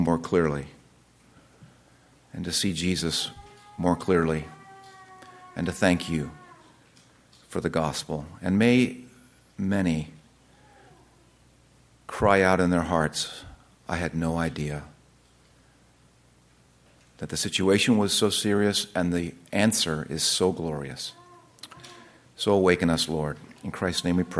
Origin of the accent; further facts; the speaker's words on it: United States; I'm an American